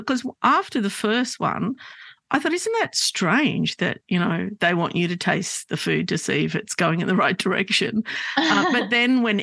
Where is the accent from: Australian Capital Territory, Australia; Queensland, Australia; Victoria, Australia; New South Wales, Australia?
New South Wales, Australia; Sydney; I grew up in Glebe